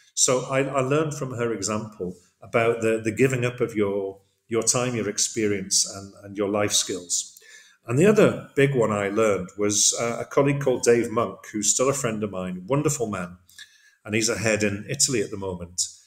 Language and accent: English; Middlesbrough, North East England, United Kingdom; moved away as an adult; also born or lived in Zambia / Thailand / Cardiff, Wales / The Hague, Netherlands; now in Hyderabad, India; I was born in Zambia, grew up there for just a short while, and then grew up in the northeast of England in Middlesbrough